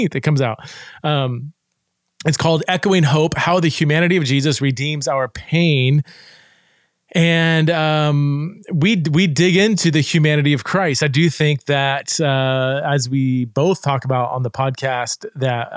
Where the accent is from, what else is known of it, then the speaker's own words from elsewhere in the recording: Fresno, California, United States; I grew up in Fresno, California